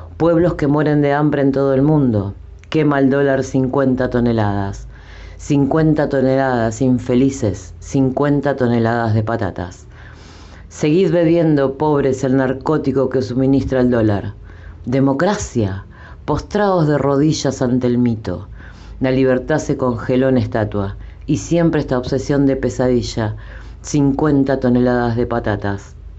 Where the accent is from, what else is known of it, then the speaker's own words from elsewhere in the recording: Buenos Aires, Argentina; soy del barrio de Flores